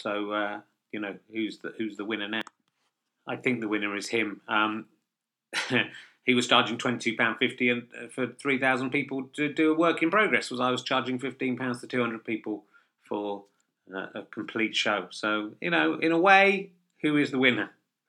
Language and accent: English; England, United Kingdom; one of the fun things about Glasgow as well, after having been up there for a long time as an English comedian and a slightly middle class